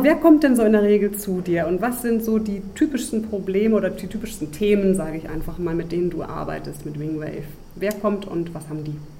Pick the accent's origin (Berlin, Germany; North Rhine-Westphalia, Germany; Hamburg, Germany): Berlin, Germany; moved away as an adult; also born or lived in Reutlingen; aus meiner Heimat Berlin